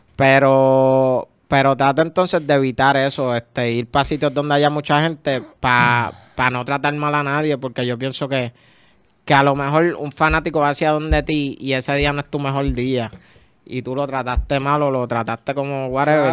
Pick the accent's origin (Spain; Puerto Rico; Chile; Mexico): Puerto Rico; San Juan; yo soy de Cupa y de las cumbres, San Juan